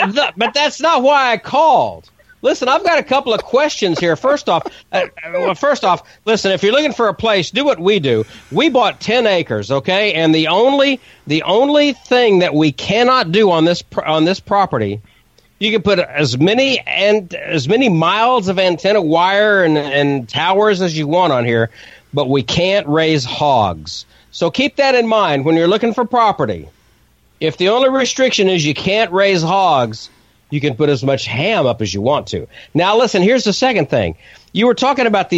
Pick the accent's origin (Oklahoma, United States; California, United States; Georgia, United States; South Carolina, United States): Oklahoma, United States; I'm in Oklahoma. I don't care. I'm from Oklahoma